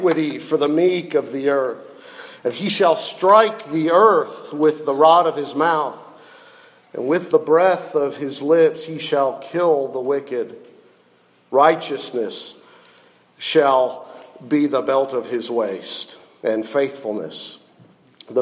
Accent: Ohio, United States; moved away as an adult; also born or lived in Jackson, Mississippi; I'm from Ohio

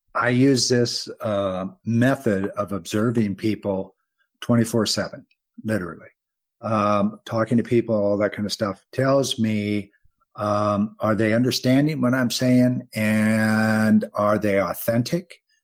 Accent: United States; I'm an American

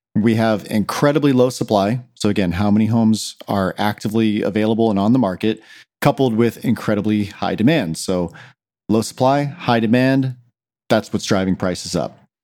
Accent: Claremont, California, United States; I was born and raised here in Claremont

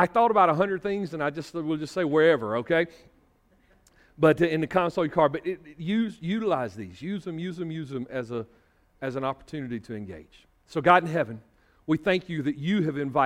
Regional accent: Northeast Georgia, United States; moved away; where I was from in Northeast Georgia

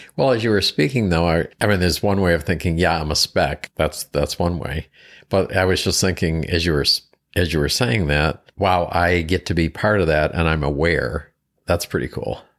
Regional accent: East Coast, United States; moved away; also born or lived in Seattle; originally from the East Coast

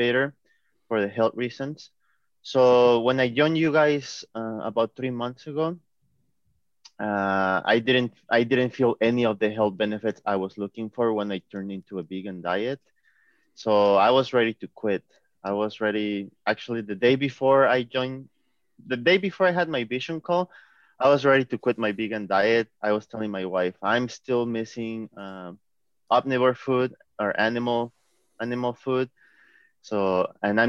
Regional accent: Seattle, Washington, United States; I'm from Seattle, Washington in the U.S.

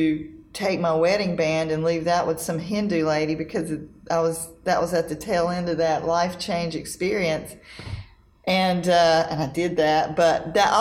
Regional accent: North Carolina, United States; I'm from North Carolina. We don't do snow

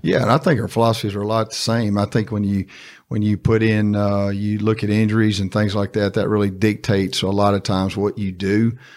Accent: Star City, Arkansas, United States; I'm from Star City. I went to Star City High

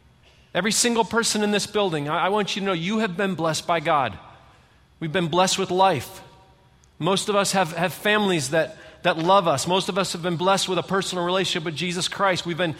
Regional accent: Michigan, United States; You know, I'm from Michigan. I've lived in 5 different states, but I'm just going to tell you, we live in the best state in the whole country.

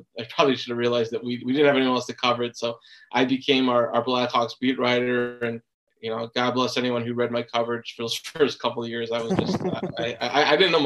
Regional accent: Chicago, Illinois, United States; I grew up in Chicago

